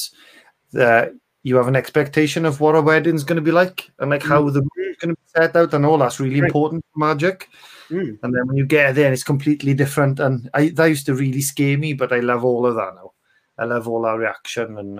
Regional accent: Bridgend, Wales, United Kingdom; moved away as an adult; also born or lived in Aberdeen; I'm from Bridgend originally

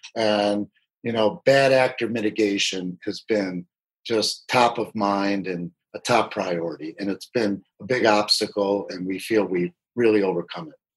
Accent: Michigan, United States; moved away as an adult; also born or lived in Washington, D.C.; now in California, United States; I moved back to my home state of Michigan

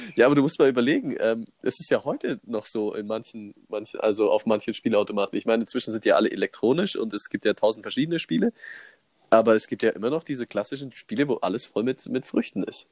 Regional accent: Germany; bei uns in Deutschland

